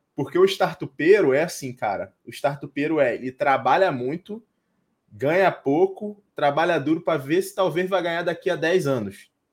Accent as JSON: {"language": "Portuguese", "town": "Cabo Frio", "region": "Rio de Janeiro", "country": "Brazil", "moved": "yes", "lives_now": "Alphaville, Brazil", "said": "eu tô em Alphaville agora, né, mas eu sou de Cabo Frio"}